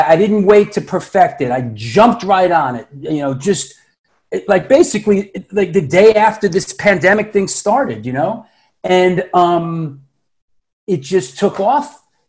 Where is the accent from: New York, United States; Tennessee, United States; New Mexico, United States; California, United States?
New York, United States; New York City; also born or lived in Boston, Massachusetts; I'm born in Queens, New York. You know, I grew up in Queens, Manhattan, and the Bronx. And then at 18, I went to Boston to go to college at Emerson College to study acting.